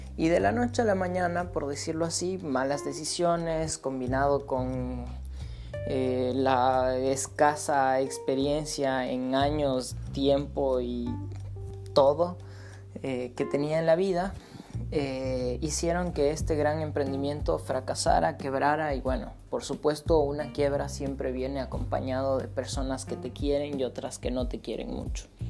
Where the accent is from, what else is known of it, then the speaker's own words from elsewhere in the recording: Ecuador; moved away as an adult; regresar a mi país natal, a Ecuador